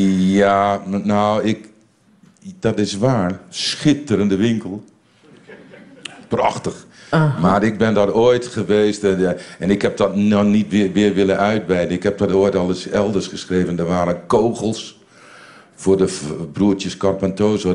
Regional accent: Winschoten, Groningen, Netherlands; moved away as an adult; also born or lived in Bellingwolde, Netherlands / Brussels, Belgium; ik kom uit de Engelstilstraat in Winschoten

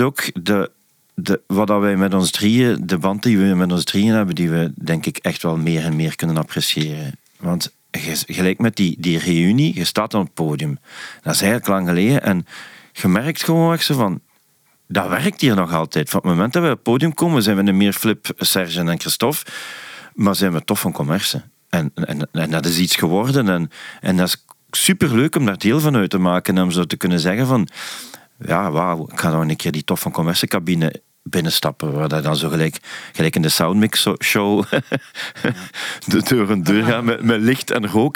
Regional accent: Leopoldsburg, Flanders, Belgium; also born or lived in Hasselt; ik kom uit Hasselt. Allee, uit Leopoldsburg, maar altijd een Hasselt naar school geweest

